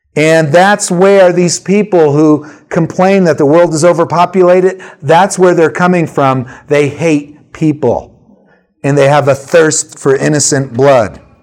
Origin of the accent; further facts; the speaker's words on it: Prospect Park, New Jersey, United States; I grew up in Prospect Park, New Jersey